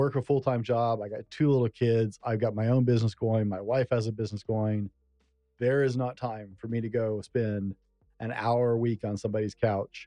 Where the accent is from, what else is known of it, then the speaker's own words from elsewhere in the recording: the South, United States; growing up in the South, we went to church ice cream socials on a regular basis.